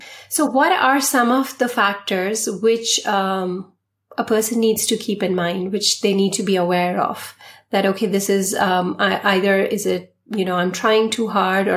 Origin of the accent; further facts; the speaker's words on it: Patna, Bihar, India; moved away; also born or lived in Delhi, India / Mumbai, India; I come from Patna, which is Bihar, and it's an underprivileged state